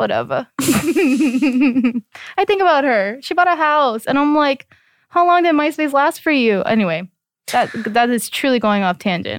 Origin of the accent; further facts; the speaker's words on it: United States; obviously I grew up in the States, but you know, my parents speak Korean.